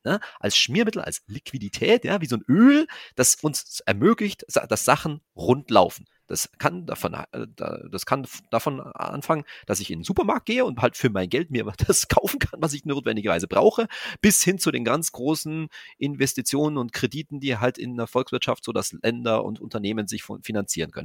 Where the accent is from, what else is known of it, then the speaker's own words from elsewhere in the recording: Germany; wir als Deutsche